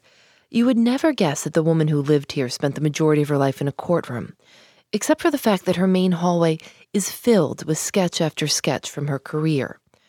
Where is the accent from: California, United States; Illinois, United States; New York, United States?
Illinois, United States; Chicago; I grew up in Chicago